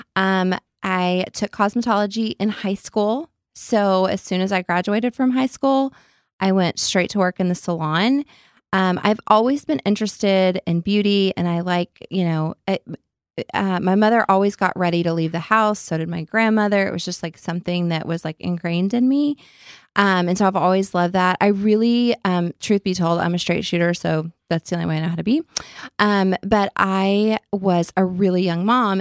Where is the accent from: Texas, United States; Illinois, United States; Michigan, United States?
Texas, United States; Lubbock; accent: redneck; I sound like a full on redneck. I'm from Lubbock.